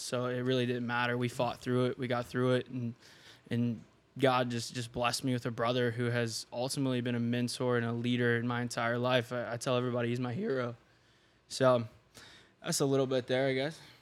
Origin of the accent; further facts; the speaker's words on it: Seymour, Indiana, United States; I grew up in small town in Indiana, Seymour